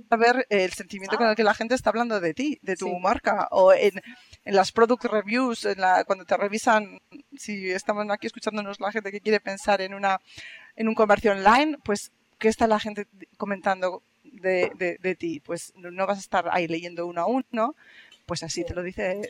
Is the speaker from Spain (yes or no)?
yes; Spain; accent: Spanish; now in Germany; yo tengo mi acento, yo digo hello y todo el mundo me dice, ah, eres española